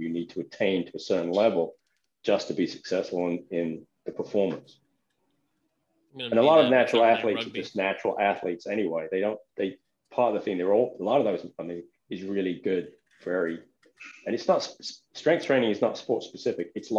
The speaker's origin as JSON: {"language": "English", "region": "England", "country": "United Kingdom", "said": "I'm English."}